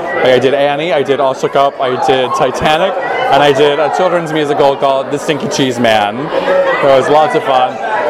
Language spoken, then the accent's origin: English; Texas, United States; moved away; I came from Texas, so I grew up as a Southern Baptist